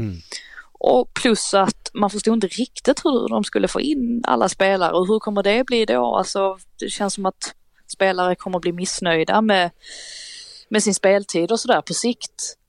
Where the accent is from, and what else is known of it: Sweden